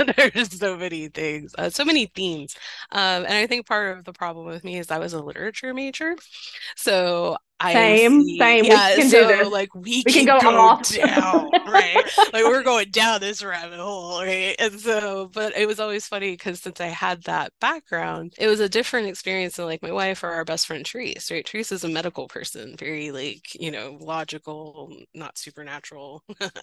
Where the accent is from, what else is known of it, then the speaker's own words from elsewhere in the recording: the South, United States; I grew up in the South. I grew up in the rural parts of the South